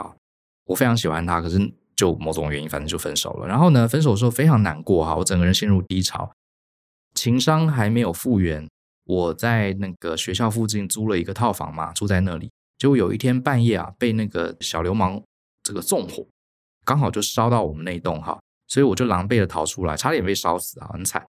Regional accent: Taipei, Taiwan; also born or lived in Tainan; 有可能是我以前在台北哈从家里拿来的。台南读书的时候从来没有翻过

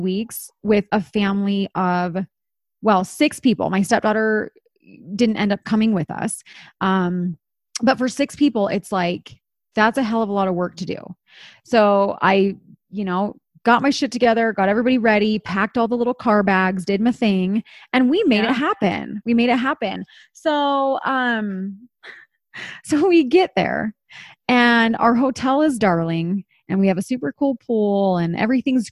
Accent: East Coast, United States; now in Utah, United States; growing up on the East Coast

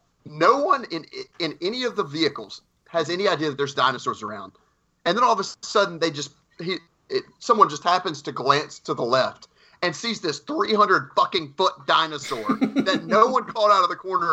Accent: the South, United States; accent: southern; That's my southern accent, guys.

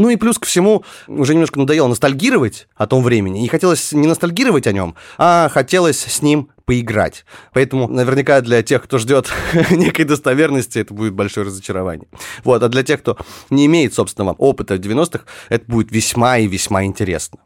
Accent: Far North, Russia; moved away; я родился на Крайнем Севере, где действительно все было спокойно

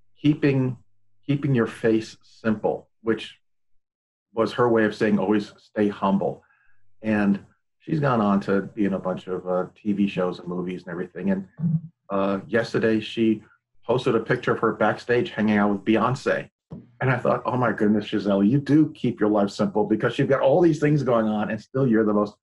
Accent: Yonkers, New York, United States; accent: New York; also born or lived in Manhattan, New York / Philadelphia, Pennsylvania; as you can tell from my accent, particularly when I talk about coffee, I'm from New York. I'm from a little town called Yonkers, just north of Manhattan

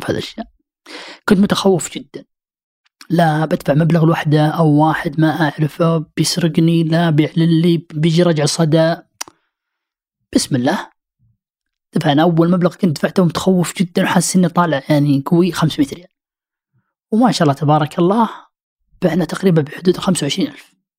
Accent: Saudi Arabia; احنا سعوديين

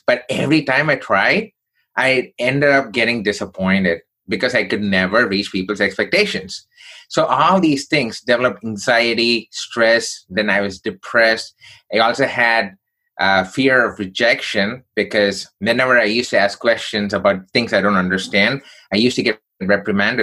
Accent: Chennai, Tamil Nadu, India; now in United States; So I grew up in southern part of India from a place called Chennai.

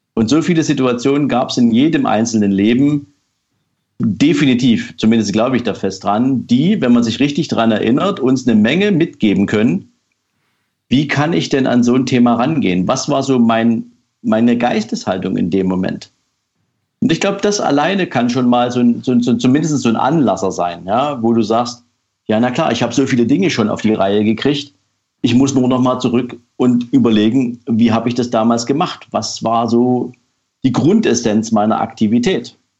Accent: East Germany, Germany; ich bin zum Beispiel in der DDR aufgewachsen

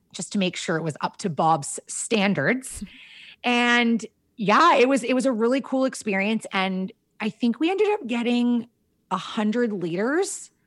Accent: Kashagawigamog Lake, Ontario, Canada; we grew up on Kashega-Wigga Mog Lake

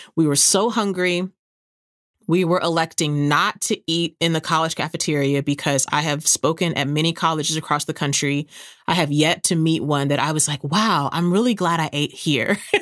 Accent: San Antonio, Texas, United States; moved away; my hometown is San Antonio

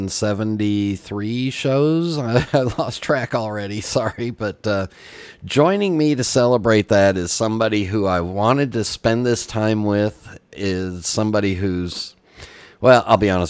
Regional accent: Los Angeles, California, United States; I grew up in Los Angeles where there's no cold weather.

